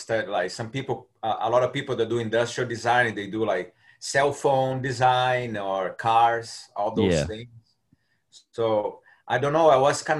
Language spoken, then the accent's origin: English; Brazil; English is a second language; moved away as an adult; now in Orlando, United States; I'm from Brazil originally.